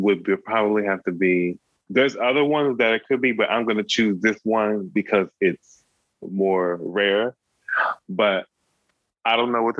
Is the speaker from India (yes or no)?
no; Midwest, United States; I am from the Midwest.